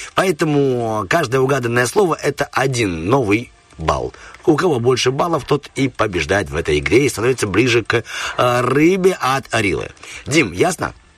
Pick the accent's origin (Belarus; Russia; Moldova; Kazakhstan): Moldova; Tiraspol, Transnistria; И я из Тирасполя